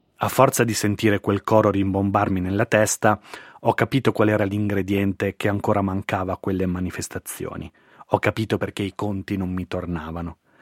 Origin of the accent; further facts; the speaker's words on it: Veneto, Italy; now in Milan, Italy; sono veneto, ci beviamo un po' tutto da quelle parti